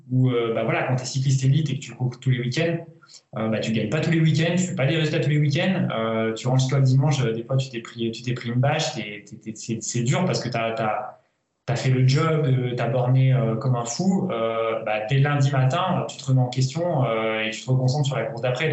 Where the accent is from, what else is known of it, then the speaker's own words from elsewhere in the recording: Auvergne-Rhône-Alpes, France; moved away as an adult; also born or lived in Villefranche-sur-Saône; ma région natale, d'Auvergne